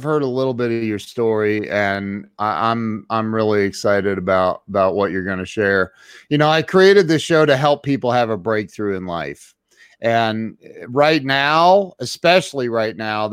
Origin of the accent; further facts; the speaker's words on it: Central Ohio, United States; I grew up in Central Ohio too